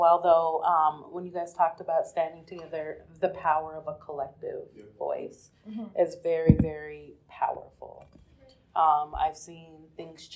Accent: Kansas City, Missouri, United States; woman from the east side of Kansas City

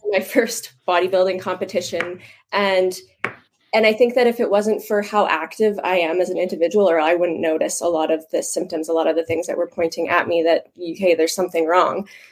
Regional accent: Moose Jaw, Saskatchewan, Canada; Born and raised in Moose Jaw, Saskatchewan. I born here, still here.

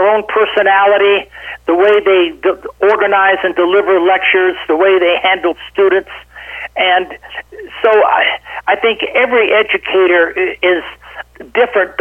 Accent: Boulder, Colorado, United States; also born or lived in Baton Rouge, Louisiana / Estes Park, Colorado; So I was raised in Colorado. I started kindergarten in Boulder and went all the way through high school in Boulder.

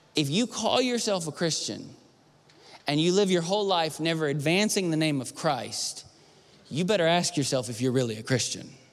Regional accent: the South, United States; I grew up in the South

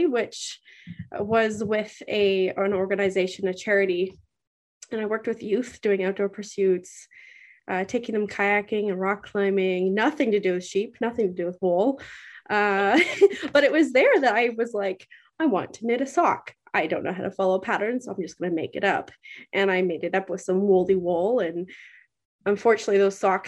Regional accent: Whitehorse, Yukon, Canada; I was born and raised here in the Yukon.

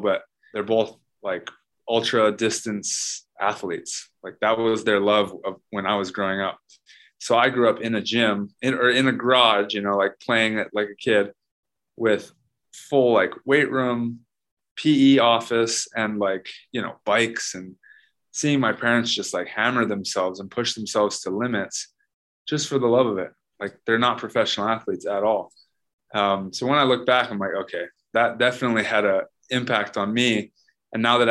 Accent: Hawaii, United States; Being born and raised in Hawaii

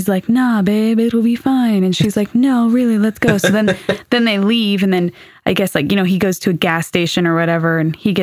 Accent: California, United States; accent: California; my California accent

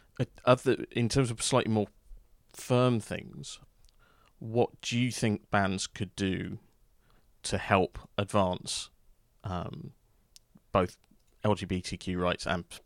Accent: London, United Kingdom; because I was actually originally from South London.

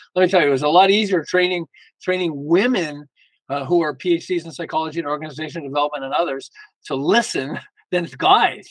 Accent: Montreal, Quebec, Canada; moved away as an adult; now in Los Angeles, United States; I'm originally from, we're originally from Montreal and we moved to Los Angeles.

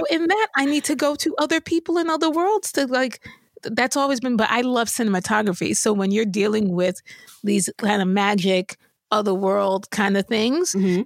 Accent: New York, United States; I grew up in New York

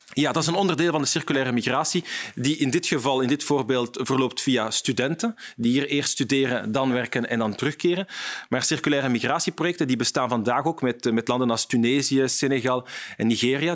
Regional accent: Vilvoorde, Flanders, Belgium; ik ben van Vilvoorde

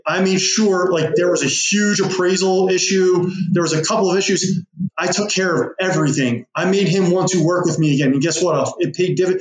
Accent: West Chester, Pennsylvania, United States; it was in my hometown where I live. And I will sell homes outside of that, but I target Westchester, Pennsylvania

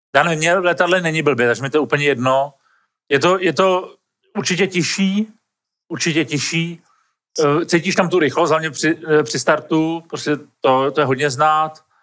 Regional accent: Czechia; my Češi

